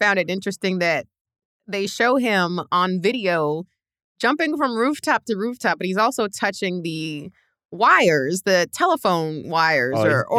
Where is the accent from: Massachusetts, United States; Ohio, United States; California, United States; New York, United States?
New York, United States; New York City; I'm from Queens. It's where we grew up.